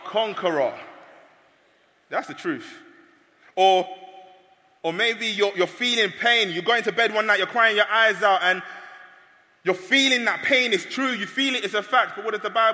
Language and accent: English; London, United Kingdom; I'm from London